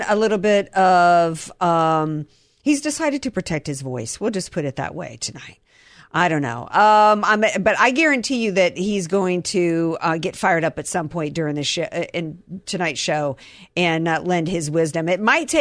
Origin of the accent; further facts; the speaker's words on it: Georgia, United States; growing up in Georgia, and I grew up in the deep south